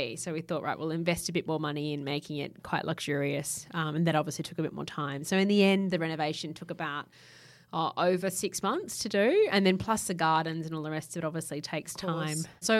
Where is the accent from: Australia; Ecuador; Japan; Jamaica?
Japan; I grew up in Japan, so there's lots of different textiles, sort of antique kimono fabrics I've used as upholstery